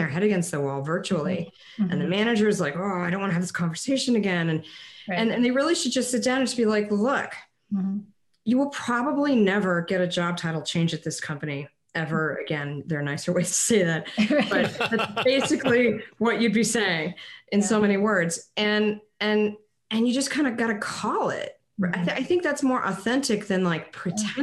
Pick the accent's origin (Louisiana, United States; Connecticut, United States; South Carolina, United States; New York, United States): Connecticut, United States; Parents were from Texas, even though I grew up in Connecticut.